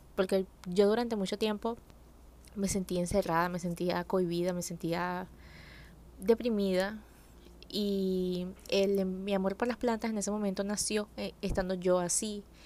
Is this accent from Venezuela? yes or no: yes; Venezuela; yo crecí en un pueblo, en Venezuela